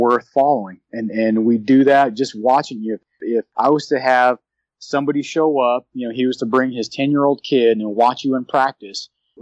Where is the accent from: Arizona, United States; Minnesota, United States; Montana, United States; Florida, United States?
Arizona, United States; Phoenix; I grew up in South Phoenix